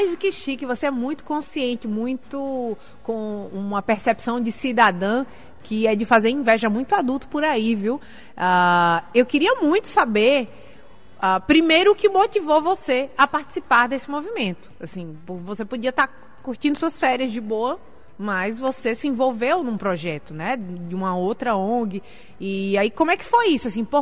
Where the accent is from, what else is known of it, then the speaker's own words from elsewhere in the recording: Mossoró, Rio Grande do Norte, Brazil; Sim, sou de Mossoró.